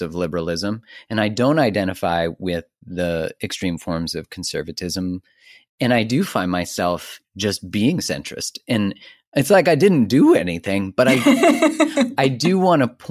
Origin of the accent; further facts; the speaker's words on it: Canada; I grew up in Canada